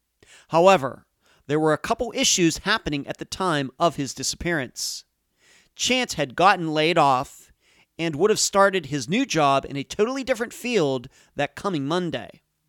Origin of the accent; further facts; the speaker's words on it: Leechburg, Pennsylvania, United States; Growing up in Pennsylvania